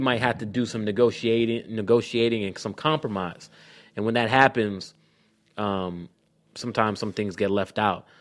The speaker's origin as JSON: {"language": "English", "area": "Clayton County", "region": "Georgia", "country": "United States", "tie": "born or raised there", "said": "I'm from Clayton County"}